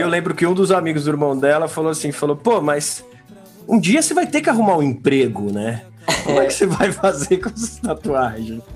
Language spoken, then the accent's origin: Portuguese; São Paulo, Brazil; A gente é de São Paulo capital aqui